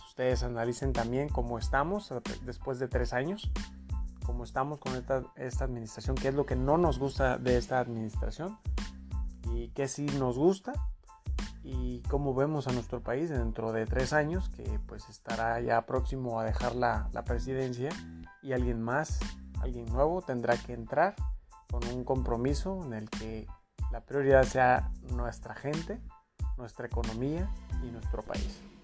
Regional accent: Mexico; somos eh, mexicanos dignos de, de con orgullo decir que nuestro país es una potencia económica

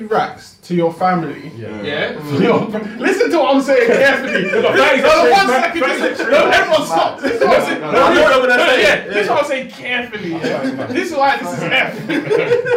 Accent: Jamaica; I'm Jamaican, I'm not Caribbean.

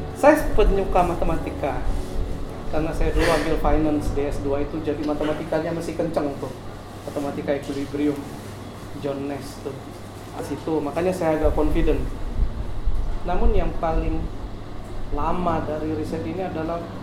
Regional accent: Gantong, Bangka Belitung Islands, Indonesia; moved away as an adult; kampung saya itu berada nama kampungnya itu Gantong berada di di, kamp, di wilayah paling timur Pulau Belitung

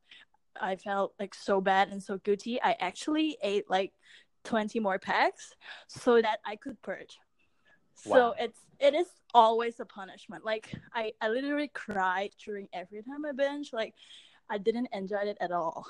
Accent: Hong Kong; I grew up in Hong Kong.

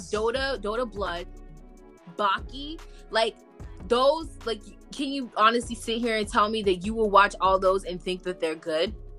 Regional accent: United States; I'm from America. I signed up and I put I live in the US

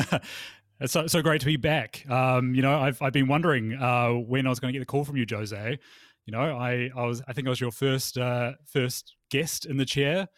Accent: Palmerston North, Manawatū-Whanganui, New Zealand; my hometown, uh, Palmerston North

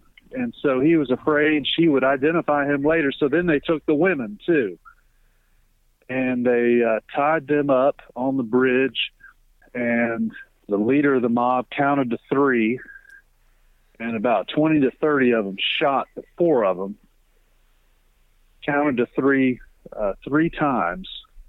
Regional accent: Peachtree City, Georgia, United States; moved away as an adult; also born or lived in Asheville, North Carolina / Washington, D.C.; now in Athens, United States; I was born and raised in Peachtree City, Georgia. Went to college at University of North Carolina, Asheville, got a degree in Spanish. Subsequently went to Washington, D.C. and worked

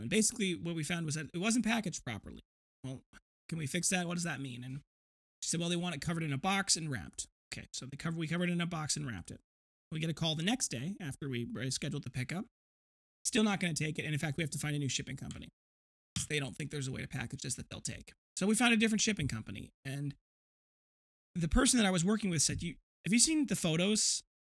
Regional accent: Janesville, Wisconsin, United States; my hometown of Janesville, not that far away

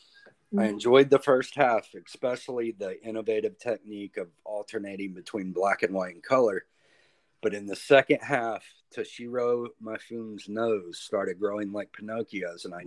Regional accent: Jamestown, North Carolina, United States; I grew up in Jamestown, North Carolina

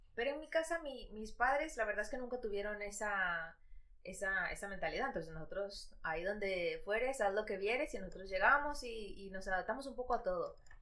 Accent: Madrid, Community of Madrid, Spain; also born or lived in Ecuador; yo nací en Ecuador, pero he vivido aquí toda mi vida. Entonces digo, ¿de dónde soy? Pues yo madrileña

